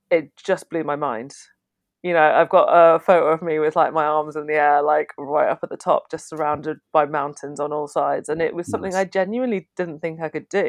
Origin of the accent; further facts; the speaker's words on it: the Wirral, North West England, United Kingdom; also born or lived in Canada; I grew up on the Wirral